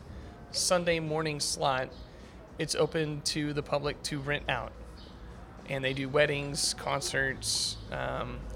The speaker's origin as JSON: {"language": "English", "region": "Oklahoma", "country": "United States", "moved": "yes", "lives_now": "Tennessee, United States", "said": "I'm not originally from Tennessee. I'm from Oklahoma"}